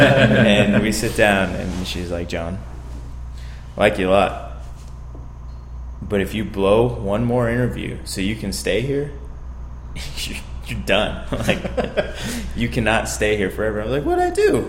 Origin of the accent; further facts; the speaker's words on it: San Diego, California, United States; also born or lived in Baldwinsville, New York; now in Los Angeles, United States; I'm from San Diego